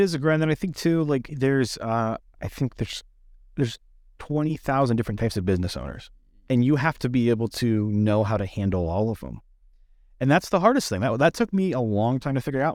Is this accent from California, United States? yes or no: yes; San Diego, California, United States; moved away as an adult; also born or lived in Colorado / Denver; I grew up in North County, San Diego, so, like, I grew up on the beach